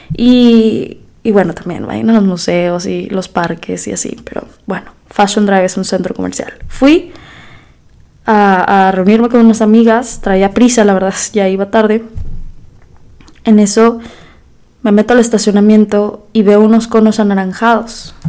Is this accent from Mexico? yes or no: yes; Mexico; moved away as an adult; also born or lived in United States; now in Monterrey, Mexico; cómo somos los mexicanos